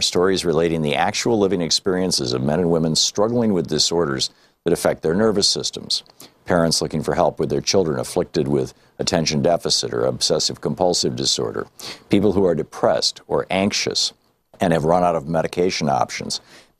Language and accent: English; Michigan, United States; moved away as an adult; You know, I grew up in Michigan. I lived there until I was 27 years old.